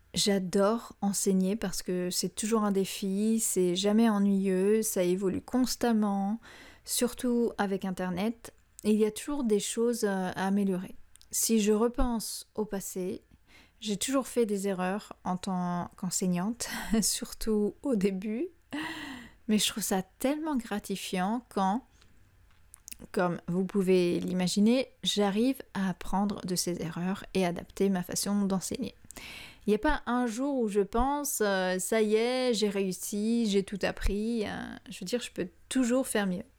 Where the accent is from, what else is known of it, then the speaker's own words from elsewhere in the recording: France; moved away; Quand je suis revenue vivre en France, après avoir passé plus de 13 ans à l'étranger